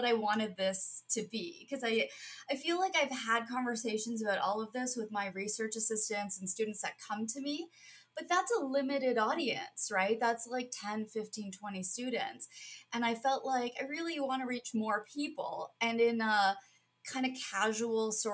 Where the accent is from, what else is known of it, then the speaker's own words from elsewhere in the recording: Toronto, Ontario, Canada; moved away as an adult; also born or lived in Cambridge, England / Kingston, Ontario; now in Buffalo, United States; I'm Canadian, born and raised in Toronto